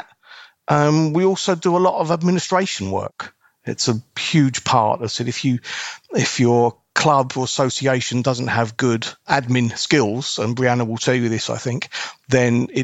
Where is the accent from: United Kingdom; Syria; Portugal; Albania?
United Kingdom; England; I grew up in England